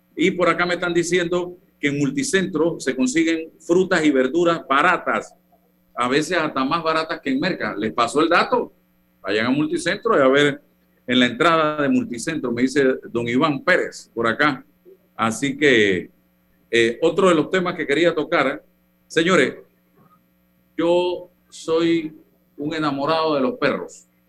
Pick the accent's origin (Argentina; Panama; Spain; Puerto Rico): Panama; Chitré, Herrera; now in Panama City, Panama; Yo desde niño comía arroz con guandú. Eso sí, en mi tierra, Chitré, mi mamá le gusta hacer el arroz con el guandú verde